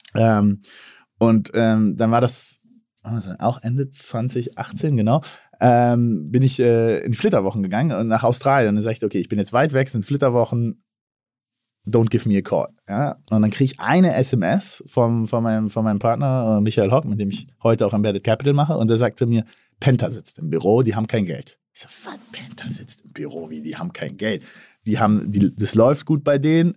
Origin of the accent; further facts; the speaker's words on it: Berlin, Germany; als gebürtiger Berliner